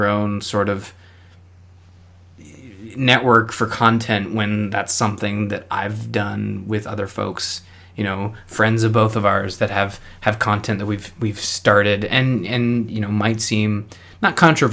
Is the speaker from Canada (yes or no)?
yes; Canada; I'm a Canadian